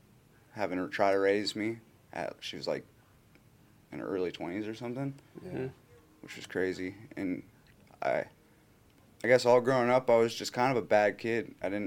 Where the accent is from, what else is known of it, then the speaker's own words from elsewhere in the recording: Anchorage, Alaska, United States; I was born in Anchorage. I don't really remember my first 5 years of my life.